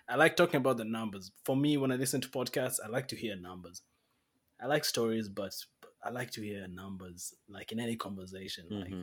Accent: Kenya; now in Canada; I'm a Kenyan man.

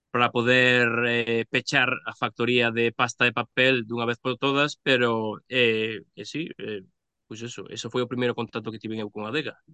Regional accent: Pontevedra, Galicia, Spain; eu son de Pontevedra

